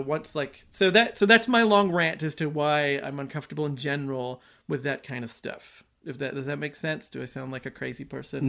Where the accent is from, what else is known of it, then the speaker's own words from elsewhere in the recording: United States; I'm an American